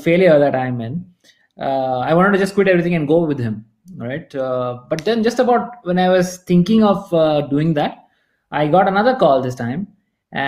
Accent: North Karnataka, India; also born or lived in Mysore; I'm from Karnataka, and you know, my family is based from here, North Karnataka

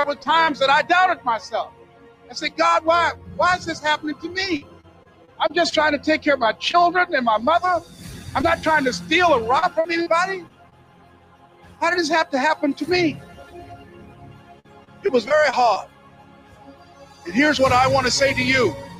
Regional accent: Miami, Florida, United States; born there; I was born in Miami, Florida, in an area called Liberty City, in an abandoned building on a hard linoleum floor with my twin brother.

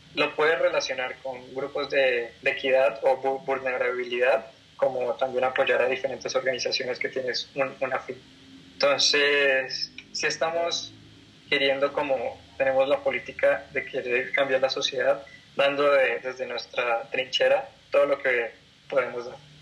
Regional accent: Colombia; moved away as an adult; now in Mexico; yo soy colombiano, eh, radico aquí en México hace más o menos dos años y medio

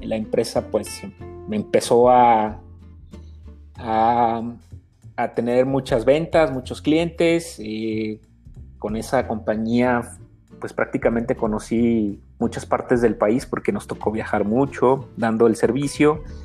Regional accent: Mexico; vengo de una educación de familia como, como muchas mexicanas

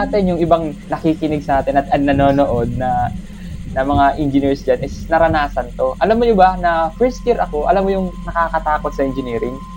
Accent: Naga, Bicol Region, Philippines; probinsya dito sa amin sa Bicol

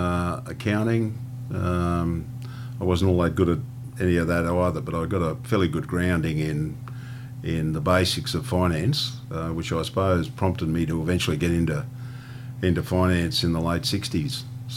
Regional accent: Yass, New South Wales, Australia; now in Queensland, Australia; I was actually born in, I don't admit it to too many people in Queensland, but I was born in Yass in New South Wales.

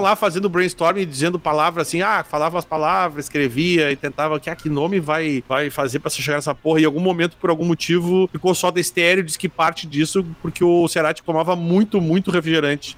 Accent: Porto Alegre, Rio Grande do Sul, Brazil; Eu sou de Porto Alegre

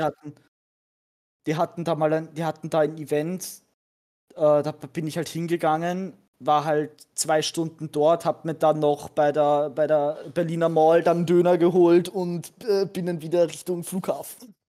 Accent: Austria; bei uns in Österreich

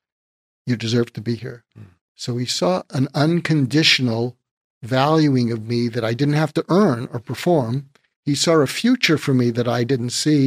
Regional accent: Boston, Massachusetts, United States; moved away as an adult; also born or lived in Berkeley, California / Topeka, Kansas; I grew up in Boston

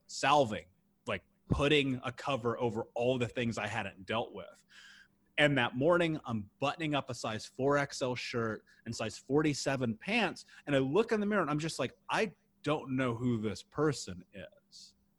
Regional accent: Indianapolis, Indiana, United States; I grew up in the Midwest in Indianapolis

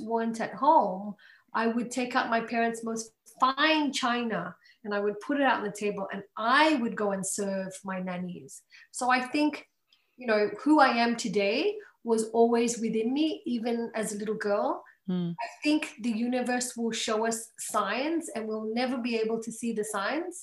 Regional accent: Australia; also born or lived in Malaysia; I was raised in Australia for a really long, like since I was young

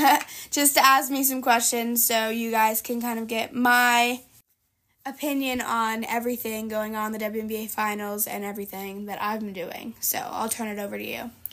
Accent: New York, United States; it's in my hometown

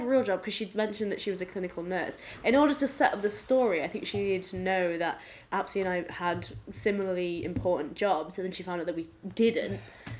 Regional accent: England, United Kingdom; asked if we were English, we said yes

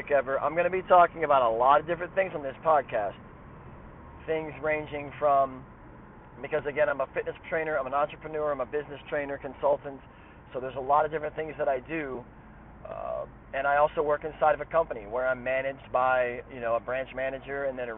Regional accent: Athens, Ohio, United States; also born or lived in Coolville, Ohio / Lancaster, Ohio; now in Columbus, United States; Grew up in Athens, Ohio-ish, kind of, you know, by way of Coolville, by way of Lancaster, by way of Columbus. So I've been a little bit of everywhere. But I hail originally from Athens, Ohio

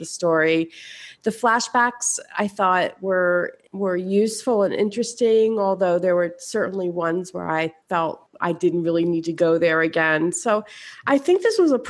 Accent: Philadelphia, Pennsylvania, United States; growing up in Philadelphia.

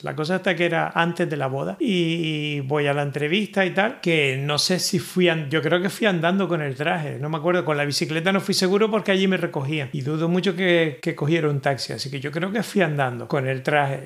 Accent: Spain; moved away; yo soy español

